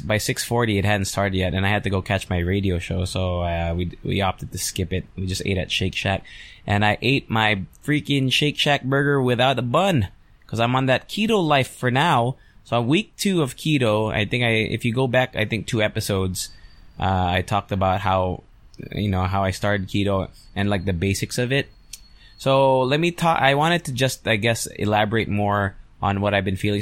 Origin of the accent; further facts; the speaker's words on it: United States; now in Philippines; I grew up in the States.